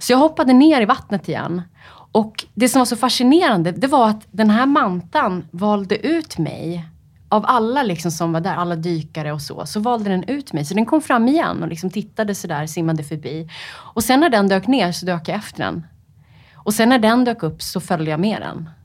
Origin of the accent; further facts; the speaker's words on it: Upplands Väsby, Stockholm County, Sweden; Jag är uppvuxen i Upplands Väsby